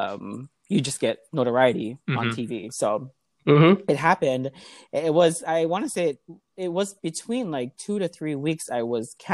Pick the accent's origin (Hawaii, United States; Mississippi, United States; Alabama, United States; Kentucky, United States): Hawaii, United States; Honolulu; also born or lived in New York; I'm from Hawaii. So I'm from Liliha. I was born and raised in Liliha.